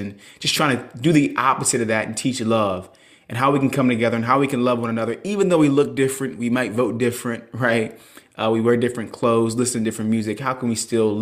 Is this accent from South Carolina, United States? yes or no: yes; Charleston, South Carolina, United States; I'm from Charleston, South Carolina. I live there currently.